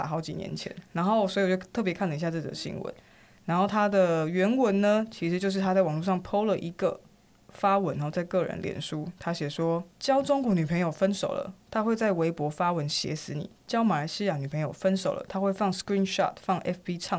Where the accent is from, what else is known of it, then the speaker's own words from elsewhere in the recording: Taiwan; 我们台湾人真的好棒。